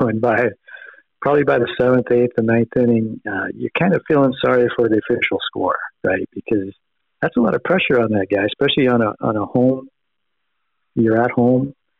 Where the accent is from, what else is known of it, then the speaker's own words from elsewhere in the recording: United States; we grew up in America